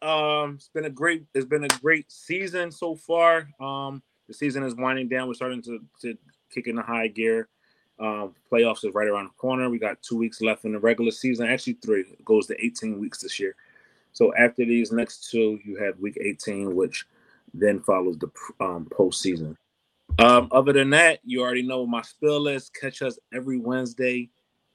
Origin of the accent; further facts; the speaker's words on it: Philadelphia, Pennsylvania, United States; Philadelphia is my hometown